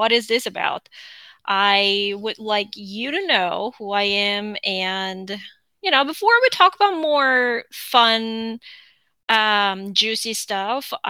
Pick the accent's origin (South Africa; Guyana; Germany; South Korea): South Korea; English is a second language; moved away as an adult; now in United States